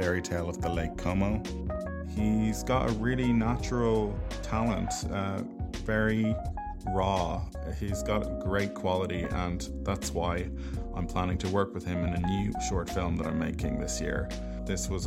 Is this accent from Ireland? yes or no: yes; Ireland; I'm an Irish filmmaker and actor